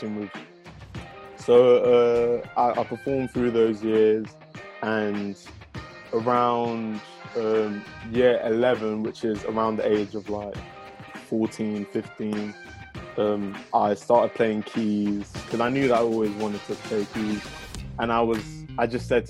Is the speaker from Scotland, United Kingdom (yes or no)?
no; London, United Kingdom; also born or lived in Dallas, Texas, United States; I'm from South London, first of all. I was actually born in Dallas, Texas